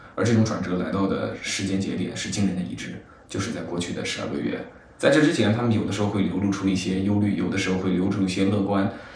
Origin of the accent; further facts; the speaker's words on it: Shiyan, Hubei, China; moved away as an adult; also born or lived in Guangzhou / Beijing; 因为作为一个湖北的小城市，对吧？我家乡在实验室